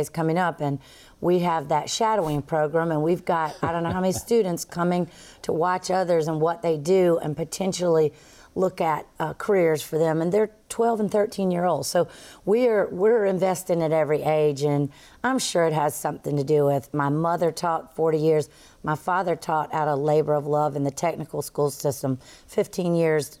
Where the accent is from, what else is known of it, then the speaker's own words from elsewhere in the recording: the South, United States; accent: Southern; also born or lived in Florida; I do have a Southern accent, but I'm always accused of being a New Yorker somewhere in there